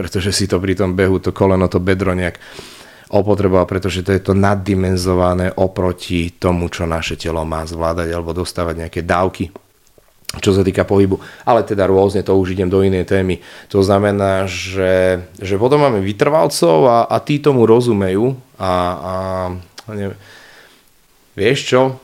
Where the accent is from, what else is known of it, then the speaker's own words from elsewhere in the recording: Nitra, Nitra Region, Slovakia; Ja som z Nitry viac menej, z okolia Nitry